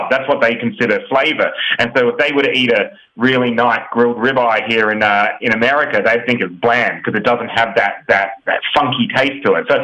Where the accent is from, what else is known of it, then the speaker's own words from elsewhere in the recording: Australia; now in United States; so we're from Australia and we've recently moved to the US, so we're in the US now.